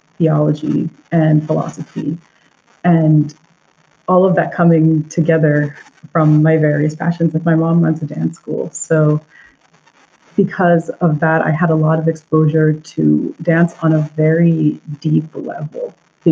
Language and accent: English; New Jersey, United States; I grew up in New Jersey, two Indian parents, and I am first generation Indian American